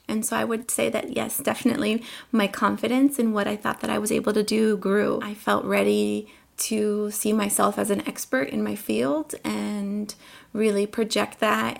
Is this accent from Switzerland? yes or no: no; Colombia; born there; first language Spanish; English is a second language; moved away; I was born in Colombia. And at home, my family was really good about making sure that we all kept speaking Spanish and we were tied to our roots.